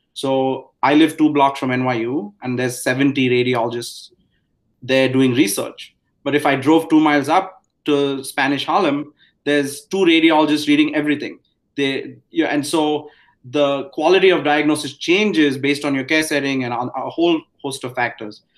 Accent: India; moved away as an adult; now in United States; I grew up in India.

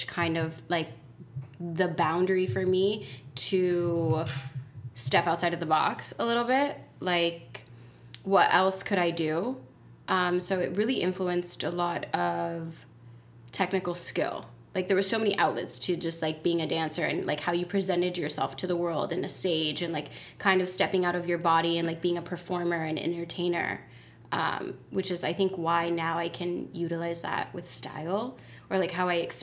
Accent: Iowa, United States; moved away; also born or lived in Miami, Florida; I was born and raised in Miami. I grew up in Iowa

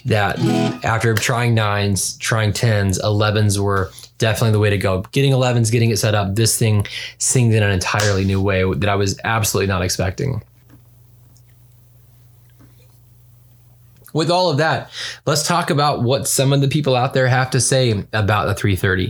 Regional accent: the South, United States; moved away; I'm originally from the South and I still have a deep love for that kind of like dirty Southern rock

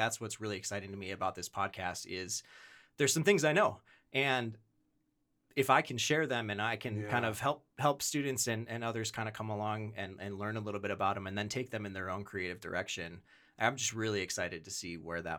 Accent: Wisconsin, United States; now in Rochester, United States; I have now lived in Rochester for about 10 years. I grew up in Wisconsin.

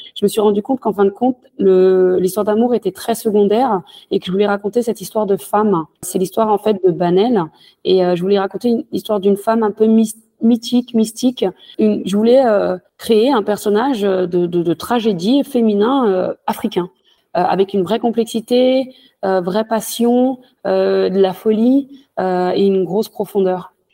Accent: France; also born or lived in Senegal (ancestry); je suis française, je suis née en France, même si j'ai des origines sénégalaises. Euh, j'ai fait toute ma vie en France

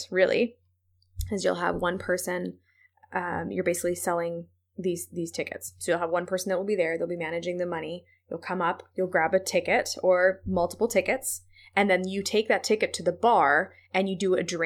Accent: Ontario, Canada; I'm from Ontario

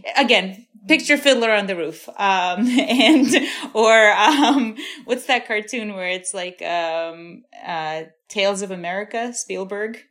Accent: New York City, New York, United States; also born or lived in Ukraine; I've been in Brooklyn since I was 7

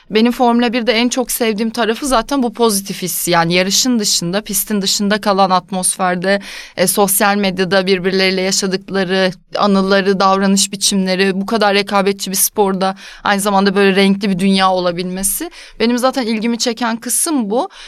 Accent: Ankara, Turkey; moved away as an adult; now in Istanbul, Turkey; E, ben Ankaralıyım. Üniversite bitirdikten sonra İstanbul'a taşınmadan önce de hayatımdaki aslında ilk ciddi iş görüşmelerini görüşmelerinden birini Canerelerle yapmıştım.

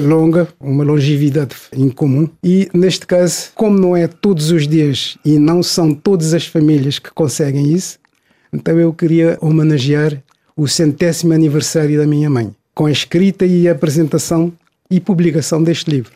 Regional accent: São Vicente, Cape Verde; also born or lived in Santo Antão; Nasci em Santo Antão, cresci e estudei em São Vicente.

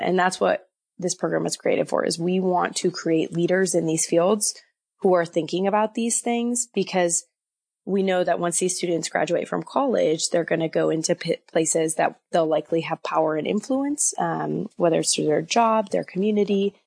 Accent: Wisconsin, United States; moved away as an adult; now in Moscow, Idaho, United States; I came from Wisconsin. I had grown up there, lived there my whole life

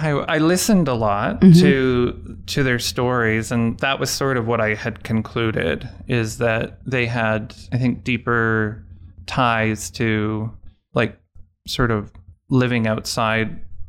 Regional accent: Winnipeg, Manitoba, Canada; born there; now in Calgary, Canada; I was born in Winnipeg, but I've lived most of my adult life in Calgary

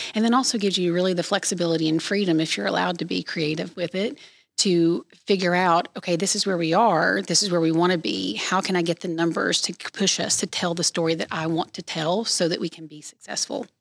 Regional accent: East Tennessee, United States; I grew up, born and raised in East Tennessee

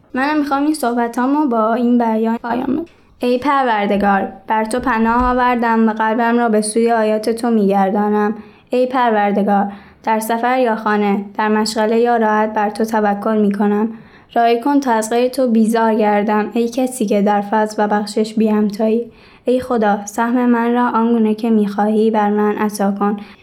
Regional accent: Isfahan, Iran; 14 سالمه از اصفهان توی خانواده

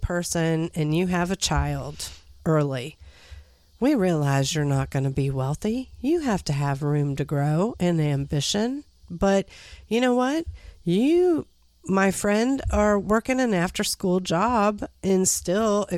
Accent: United States; I am an American

